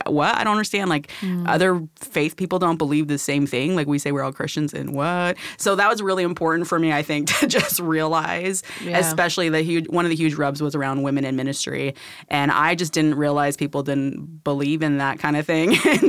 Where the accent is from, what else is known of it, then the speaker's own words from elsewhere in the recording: Philippines; So I grew up mostly in the Philippines, or like foundational time frames were there.